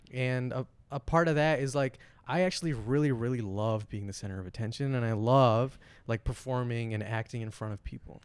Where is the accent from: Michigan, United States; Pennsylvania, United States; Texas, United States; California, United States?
Michigan, United States; Flint; I was born in Flint.